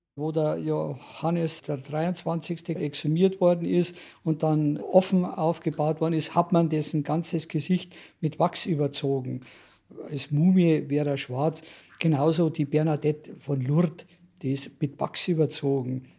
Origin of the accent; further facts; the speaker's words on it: Munich, Bavaria, Germany; Ich bin in Obergiersing aufgewachsen